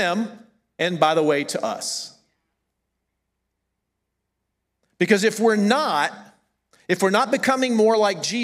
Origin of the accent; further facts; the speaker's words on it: the South, United States; accent: southern; moved away as an adult; I'm from the South.